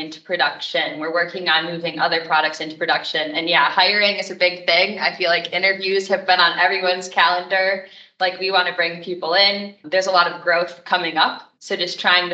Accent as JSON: {"language": "English", "region": "Michigan", "country": "United States", "tie": "born or raised there", "also_born_or_lived": "Indiana", "moved": "as an adult", "said": "I grew up in Michigan and I wanted to come back"}